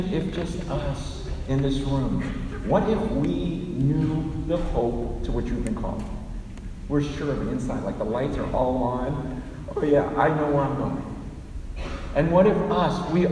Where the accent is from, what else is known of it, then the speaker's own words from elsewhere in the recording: San Francisco, California, United States; I was born right here in San Francisco, in Chinatown, in the hospital.